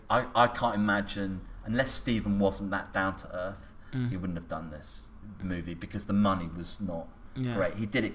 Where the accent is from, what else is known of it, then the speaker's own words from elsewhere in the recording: Birmingham, West Midlands, United Kingdom; I grew up in Birmingham